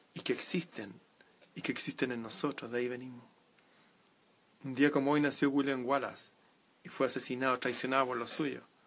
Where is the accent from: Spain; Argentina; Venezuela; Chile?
Chile; en Chile, en mi país.